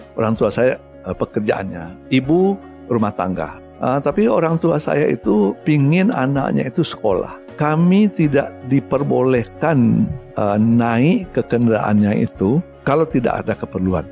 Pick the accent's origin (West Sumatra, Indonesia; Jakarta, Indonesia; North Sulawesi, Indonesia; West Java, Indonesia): West Sumatra, Indonesia; Batusangkar; moved away; Saya orang kampung ya, orang Hah? kampung, orang Batu Sangkar. Saya eh, lahir di Batu Sangkar di tepatnya di Padang Gantiang. Padang Gantiang itu Kabupaten Tanah Datar